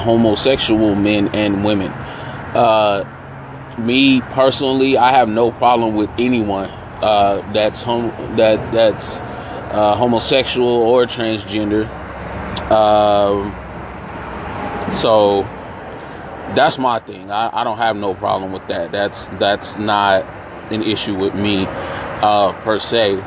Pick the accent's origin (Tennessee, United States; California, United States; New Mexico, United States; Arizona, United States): California, United States; San Francisco; I grew up in San Francisco, very cosmopolitan out there.